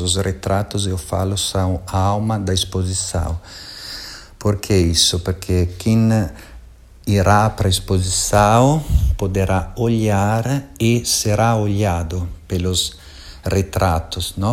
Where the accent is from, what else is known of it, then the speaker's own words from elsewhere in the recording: Italy; Portuguese is a second language; moved away as an adult; now in Brazil; eu também sou imigrante, sou italiano, venho da Itália e eh, tive que aprender um idioma novo